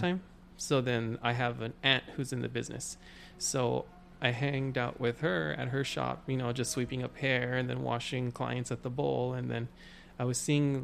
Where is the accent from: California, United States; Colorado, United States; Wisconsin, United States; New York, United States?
California, United States; Wilmington; also born or lived in Carson, California; now in San Pedro, United States; originally I'm from Wilmington, California, over in the South Bay. Been growing up there for a good while now